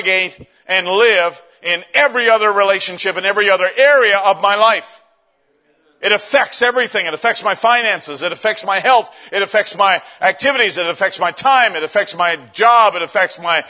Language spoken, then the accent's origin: English; Canada; I'm Canadian